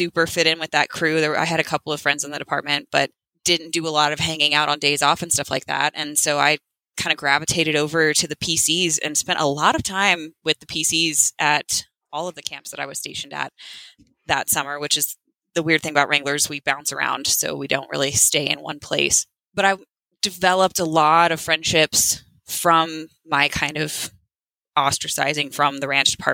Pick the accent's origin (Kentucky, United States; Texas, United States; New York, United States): Texas, United States; Dripping Springs; moved away as an adult; now in Cimarron, United States; I'm originally from Dripping Springs, Texas. So just west of Austin